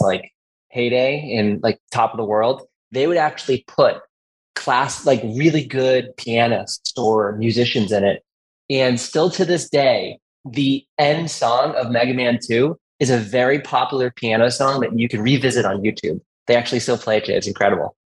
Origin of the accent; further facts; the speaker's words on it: Massachusetts, United States; I'm born and raised in Massachusetts, and the rest of my life.